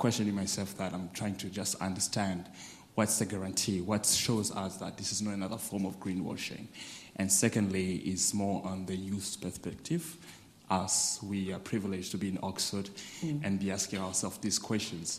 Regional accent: Goma, North Kivu, DR Congo; I'm from Congo, the Democratic Republic of Congo, to be specific. And I'm from Goma, actually, where the conflict is actually ongoing.

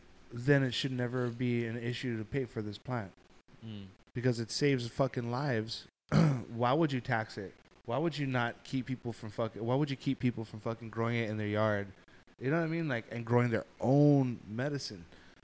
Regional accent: Hawaii, United States; I'm Hawaiian.

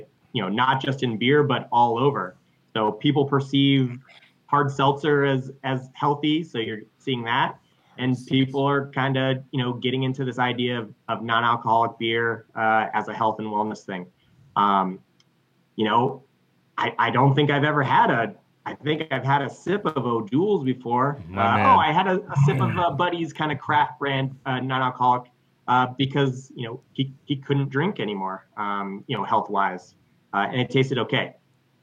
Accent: Colorado, United States; I'm from Colorado

